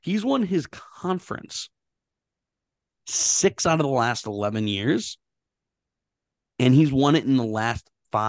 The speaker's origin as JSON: {"language": "English", "town": "Pittsburgh", "region": "Pennsylvania", "country": "United States", "said": "I'm also from Pittsburgh, PA, and I'm also Italian."}